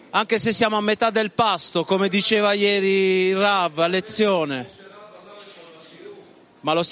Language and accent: Italian; Italy; now in Israel; vengo dall'Italia.